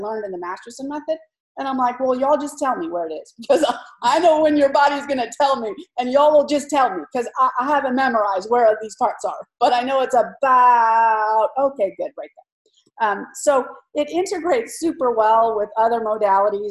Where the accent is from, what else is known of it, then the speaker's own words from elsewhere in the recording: California, United States; I grew up in California